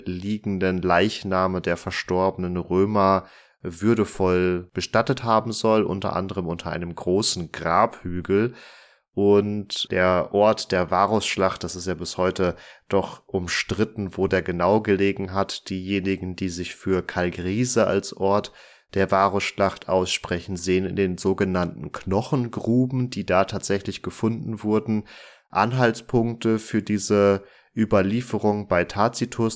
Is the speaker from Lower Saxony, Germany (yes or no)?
no; Münsterland, North Rhine-Westphalia, Germany; meinem Heimatort